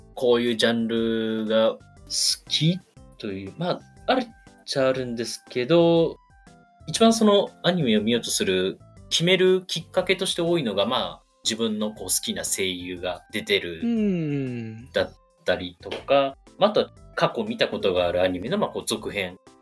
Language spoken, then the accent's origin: Japanese; Okayama, Japan; also born or lived in Tokyo; 今地元の岡山にいる